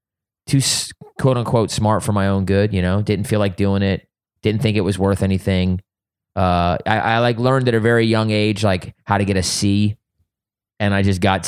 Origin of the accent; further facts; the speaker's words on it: East Coast, United States; Yes, Tony Hawk was doing it in California, but I grew up on the East Coast.